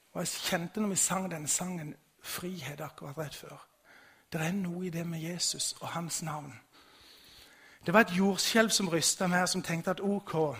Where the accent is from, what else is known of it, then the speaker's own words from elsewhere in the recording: Vigeland, Agder, Norway; Bakgrunnen min er bedehuset hjemme på Vigeland